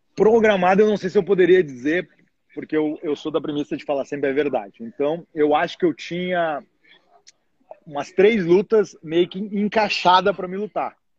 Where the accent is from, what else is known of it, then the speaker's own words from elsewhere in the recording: Rio Grande do Sul, Brazil; moved away as an adult; now in United States; Sou gaúcho